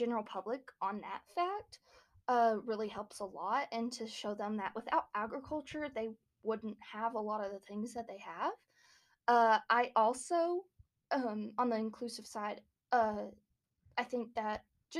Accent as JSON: {"language": "English", "town": "Fort Stockton", "region": "Texas", "country": "United States", "said": "I am from Fort Stockton, Texas"}